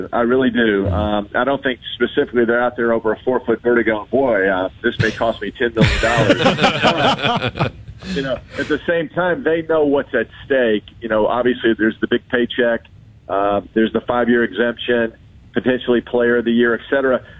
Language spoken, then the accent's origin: English; California, United States; And growing up in Southern California, I was a Tiger guy.